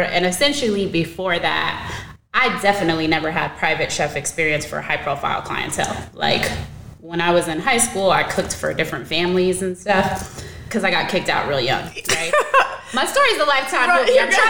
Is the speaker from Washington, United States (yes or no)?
yes; Seattle, Washington, United States; now in New York, United States; And so I came from Seattle, Washington, and I was like, I think I'm gonna go back to Seattle because, you know, I can't, you know, I was making way more money out there